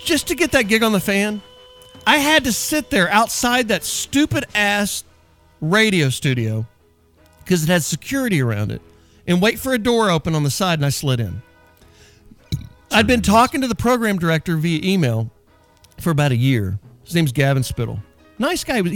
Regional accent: Dallas, Texas, United States; also born or lived in Wichita Falls, Texas; I was from Dallas

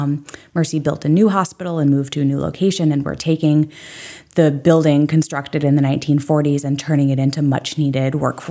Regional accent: Belgrade Lakes, Maine, United States; also born or lived in upstate New York; now in Portland, United States; Yes, I'm originally from Belgrade Lakes.

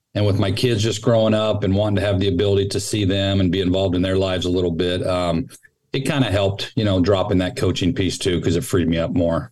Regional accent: Sacramento, California, United States; moved away as an adult; also born or lived in Texas / Dallas; now in San Mateo, United States; I grew up in Sacramento, just up the road from here, and uh, all my family's still

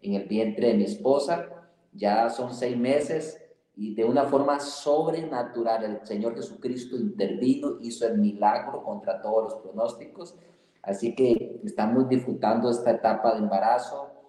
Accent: Costa Rica; now in Mexico; como costarricense de nacimiento y mexicano de corazón

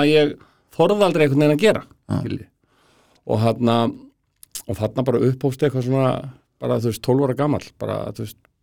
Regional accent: Garðabær, Capital Region, Iceland; ég er alveg upp í Garðabæi

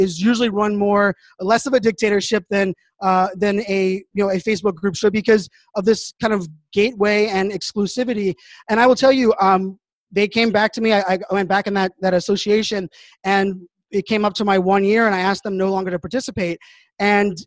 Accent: Pittsburgh, Pennsylvania, United States; I grew up in Pittsburgh, Pennsylvania

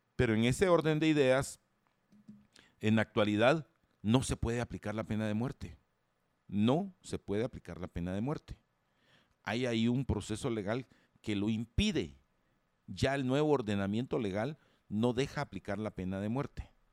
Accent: Guatemala

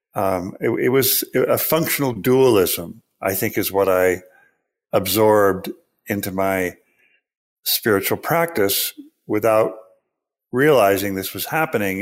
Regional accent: Pacific Northwest, Washington, United States; I grew up in the Pacific Northwest. I, uh, lived under the shadow of Mount Rainier and in proximity to Lake Washington

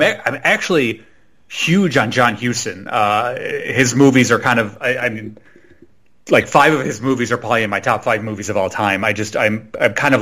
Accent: Chicago, Illinois, United States; I grew up in the West Chicago suburbs.

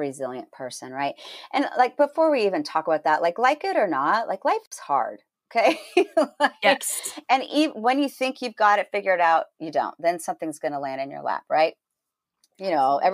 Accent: Northern California, United States; moved away; also born or lived in Los Angeles, California; I grew up in Northern California. Actually, I was born in LA and raised in Northern California, right below Oregon.

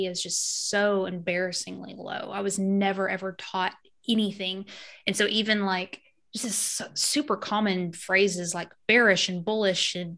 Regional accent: Arkansas, United States; also born or lived in Missouri; now in Georgia, United States; Arkansas, born and raised there. I spent a few years in Missouri and then I'm in Georgia now

